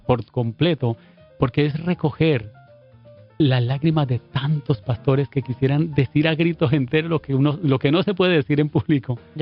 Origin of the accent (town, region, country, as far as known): Colombia; moved away as an adult; now in Puerto Rico